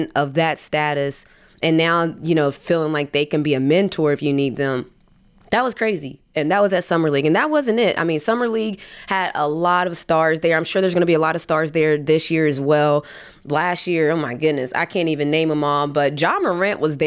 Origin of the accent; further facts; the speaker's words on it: West Virginia, United States; I'm from West Virginia